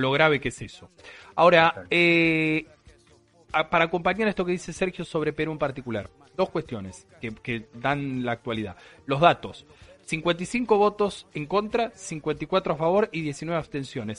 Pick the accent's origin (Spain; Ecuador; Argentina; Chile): Argentina; como argentinos